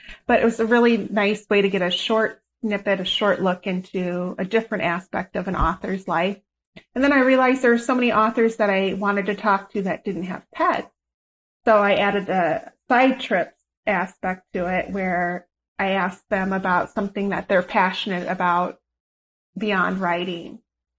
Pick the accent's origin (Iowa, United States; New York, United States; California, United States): Iowa, United States; I grew up in Iowa. I was 12 years old